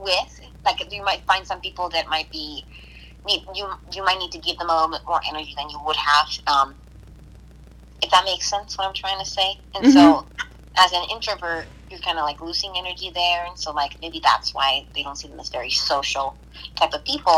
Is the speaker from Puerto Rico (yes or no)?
yes; Guayama, Puerto Rico; now in United States; I'm from Guayama, Puerto Rico, and that was where I grew up